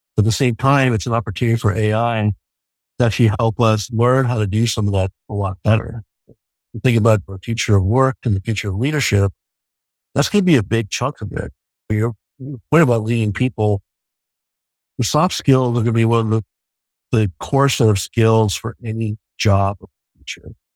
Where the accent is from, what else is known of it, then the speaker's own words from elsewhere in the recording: New York, United States; moved away; also born or lived in Ningbo, China; I'm a kid from New York